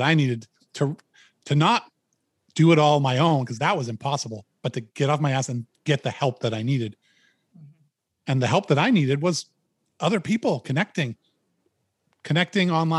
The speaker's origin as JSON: {"language": "English", "region": "Maine", "country": "United States", "said": "I'm a guy from Maine"}